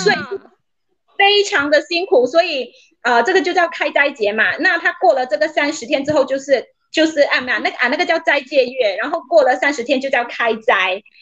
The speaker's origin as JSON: {"language": "Chinese", "country": "Malaysia", "said": "我们就是马来西亚人"}